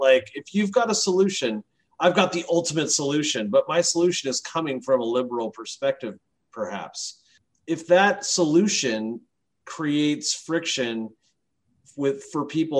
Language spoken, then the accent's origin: English; England, United Kingdom; now in United States; I'm from England originally. My brother still lives in England